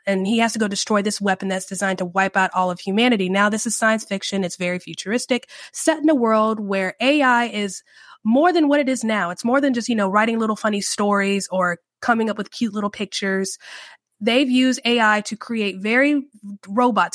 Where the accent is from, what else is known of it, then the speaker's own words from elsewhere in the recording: United States; I love being an American. I, I love my country